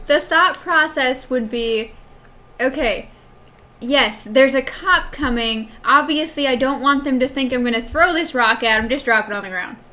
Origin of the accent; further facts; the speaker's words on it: Wisconsin, United States; moved away; I'm originally from Wisconsin.